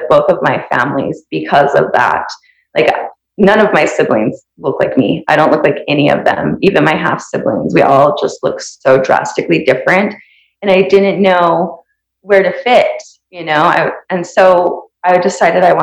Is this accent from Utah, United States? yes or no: yes; Santaquin, Utah, United States; where I grew up in Santa Quin